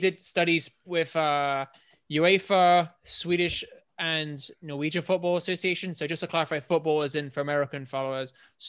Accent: England, United Kingdom; born or raised there

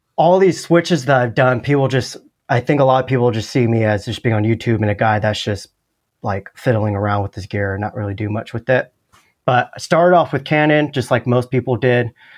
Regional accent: California, United States; moved away as an adult; also born or lived in Los Angeles, United States; now in Austin, United States; I grew up in California

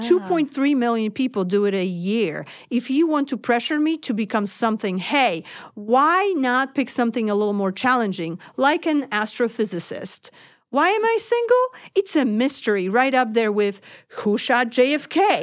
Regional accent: Poland; now in United States; I am from Poland

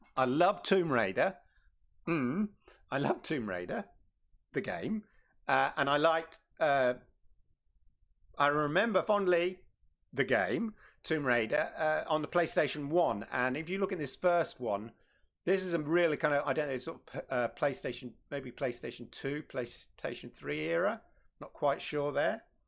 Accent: London, United Kingdom; moved away; Shout out to London. Used to be my hometown. Uh, not anymore

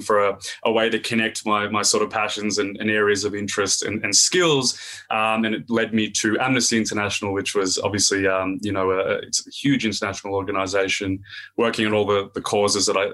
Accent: Australia; accent: Aussie; definitely a strong Aussie accent. I've born and raised in Australia

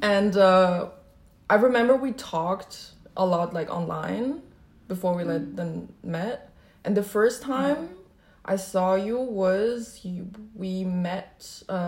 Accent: Germany; first language Chinese; English is a second language; also born or lived in Shanghai, China / Berlin, Germany; I was born in Germany, then I moved with my parents to Shanghai because my dad was working there, and then we moved back when I was 5.

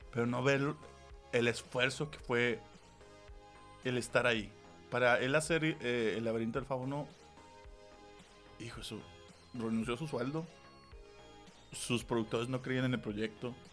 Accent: northern Mexico, Mexico; para mí ese es el valor más importante ahorita que hay que cuestionar como, como norteño y mexicano.

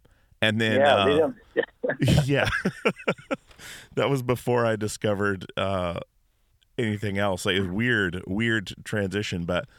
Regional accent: Alaska, United States; I grew up in Alaska

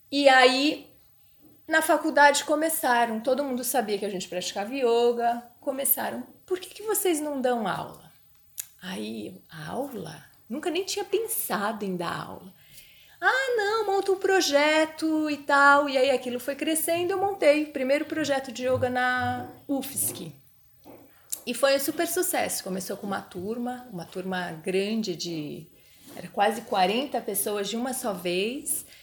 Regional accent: São Paulo, Brazil; moved away as an adult; now in Florianópolis, Brazil; a gente é de São Paulo

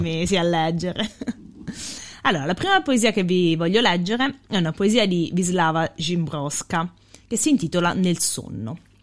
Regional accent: Lanciano, Abruzzo, Italy; quando andavo all'università da Lanciano

